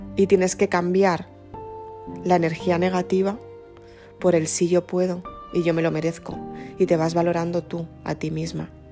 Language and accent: Spanish; Madrid, Community of Madrid, Spain; Somos las dos de Madrid